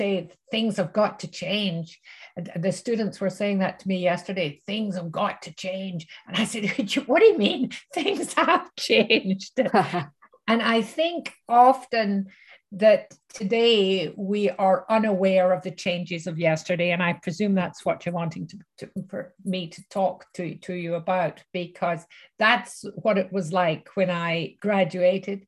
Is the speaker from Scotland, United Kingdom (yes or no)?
yes; Glasgow, Scotland, United Kingdom; moved away as an adult; now in Canada; I grew up in Glasgow, which was one of the poorer cities of Glasgow.